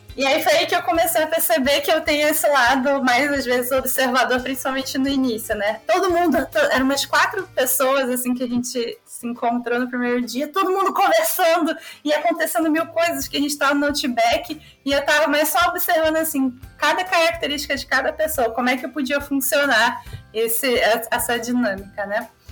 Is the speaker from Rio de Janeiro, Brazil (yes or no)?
yes; Rio de Janeiro, Brazil; eu sou da Zona Norte